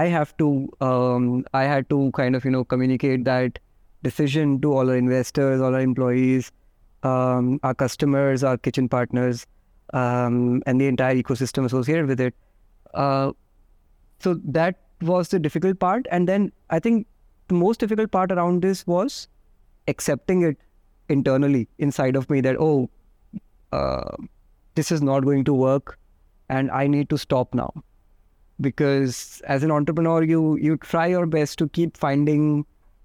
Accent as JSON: {"language": "English", "town": "Udaipur", "region": "Rajasthan", "country": "India", "tie": "born or raised there", "also_born_or_lived": "Jodhpur, Rajasthan", "moved": "yes", "said": "I grew up in Udaipur until my schooling days."}